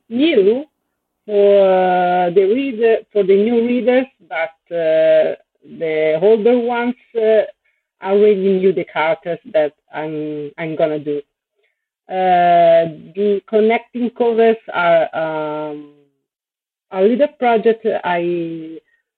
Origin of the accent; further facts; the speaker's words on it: Italy; I came from Italy